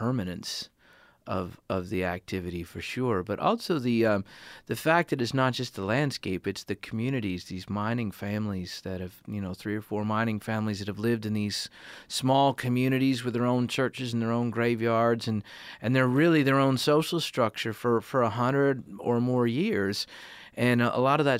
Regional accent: eastern Connecticut, United States; moved away; I grew up in New England. I grew up in eastern Connecticut

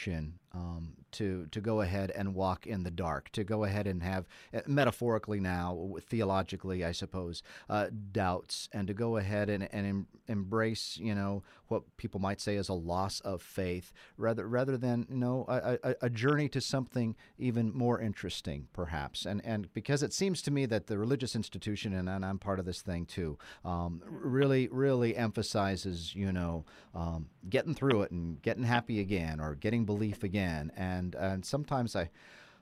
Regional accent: Montana, United States; moved away; the dark farm I grew up in Montana that I miss now

